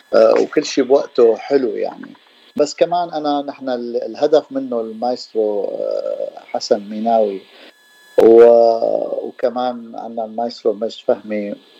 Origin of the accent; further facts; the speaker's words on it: Damascus, Damascus Governorate, Syria; also born or lived in San Diego; now in Los Angeles, United States; انا من دمشق من سوريا